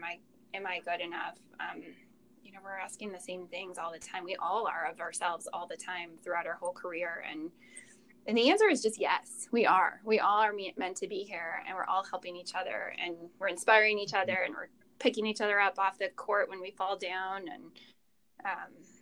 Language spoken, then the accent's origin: English; Minnesota and Wisconsin, Upper Midwest, United States; I grew up in, you know, the upper Midwest, Minnesota and Wisconsin.